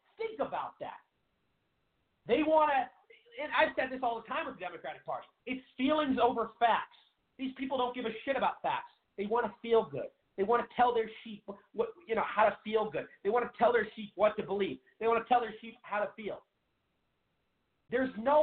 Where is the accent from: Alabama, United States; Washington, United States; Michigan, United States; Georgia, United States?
Washington, United States; Seattle; I'm from Seattle, Washington.